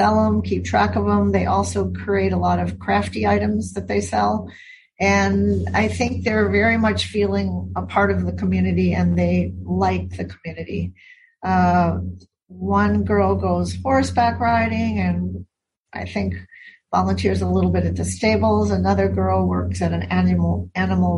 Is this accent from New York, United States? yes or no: no; Milwaukee, Wisconsin, United States; moved away as an adult; now in Hawaii, United States; I happened to have been born and raised in Wisconsin.